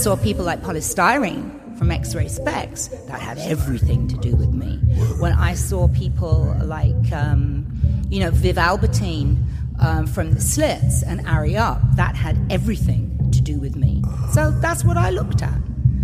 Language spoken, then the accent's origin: English; Romford, London, United Kingdom; moved away as an adult; also born or lived in Coventry; I was originally from Romford and sort of, you know, got myself to Coventry and things like that to study